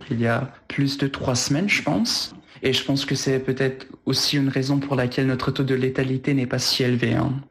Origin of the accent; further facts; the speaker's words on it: Germany; euh, je suis allemand et j'habite en Allemagne